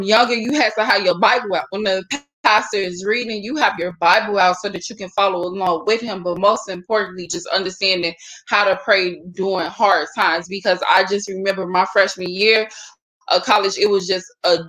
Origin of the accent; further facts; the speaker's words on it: Chicago, Illinois, United States; I was born and raised like in Starlight St. James Missionary Baptist Church on the south side of Chicago.